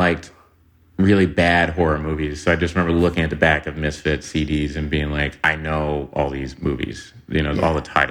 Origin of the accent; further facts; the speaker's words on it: Tulsa, Oklahoma, United States; I'm from Tulsa, Oklahoma